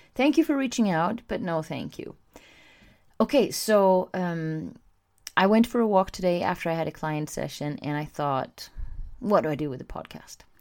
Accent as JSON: {"language": "English", "country": "Sweden", "said": "I'm from Sweden"}